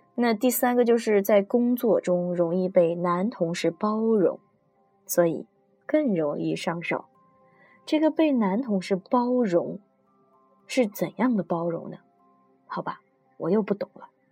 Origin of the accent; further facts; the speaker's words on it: China; 我们中国人